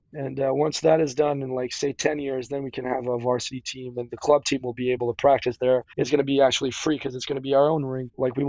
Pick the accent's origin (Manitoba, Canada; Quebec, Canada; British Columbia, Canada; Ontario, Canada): Quebec, Canada; Saint-Agapit; moved away as an adult; now in New York City, United States; I'm from Saint-Agapit again, which is like a very small town in rural Quebec.